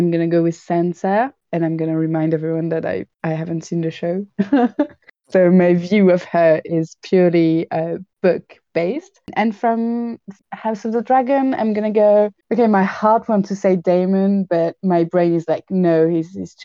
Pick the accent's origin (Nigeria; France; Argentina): France; I'm from France